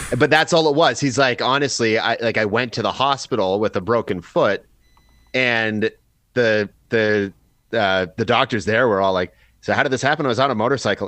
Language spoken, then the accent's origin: English; Chatham, Ontario, Canada; moved away; I've got a couple in Chatham still, so like my hometown